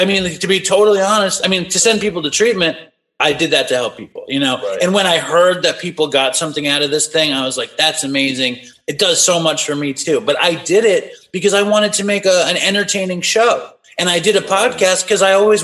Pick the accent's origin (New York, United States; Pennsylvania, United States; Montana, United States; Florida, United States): New York, United States; New York City; also born or lived in Los Angeles; I grew up in Manhattan, you know, and I'm 46. So I grew up in the 90s in Manhattan